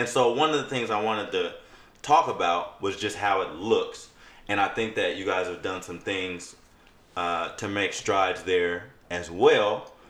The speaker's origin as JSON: {"language": "English", "town": "Seattle", "region": "Washington", "country": "United States", "tie": "born or raised there", "said": "I grew up on Yesler."}